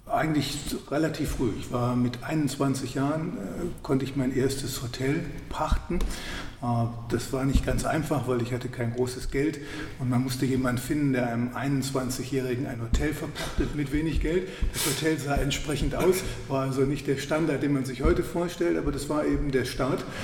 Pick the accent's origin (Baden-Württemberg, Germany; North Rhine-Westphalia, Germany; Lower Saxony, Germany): North Rhine-Westphalia, Germany; Wuppertal; Ähm, ich bin gebürtig aus Wuppertal. Meine Eltern hatten ein Geschäft für Farben, Tapeten, Bodenbeläge.